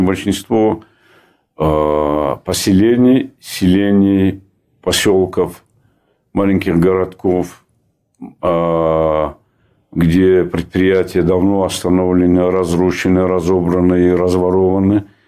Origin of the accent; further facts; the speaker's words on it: Dagestan, Russia; в моем родном крае